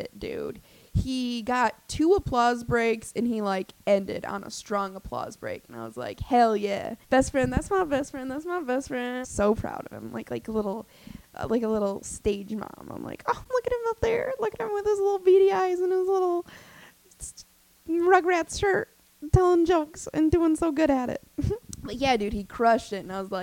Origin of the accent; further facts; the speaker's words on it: Albany, New York, United States; I'm from Albany